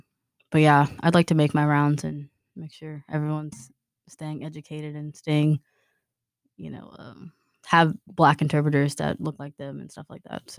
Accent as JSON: {"language": "English", "town": "Houston", "region": "Texas", "country": "United States", "also_born_or_lived": "Huntsville, Texas", "moved": "as an adult", "lives_now": "Beaumont, United States", "said": "because I'm originally from Houston, and then I went to Sam Houston, and then I just moved here to Beaumont"}